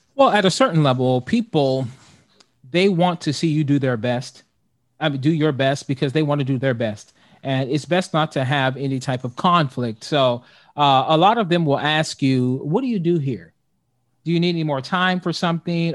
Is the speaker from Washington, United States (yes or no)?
no; Youngstown, Ohio, United States; I'm from Youngstown, Ohio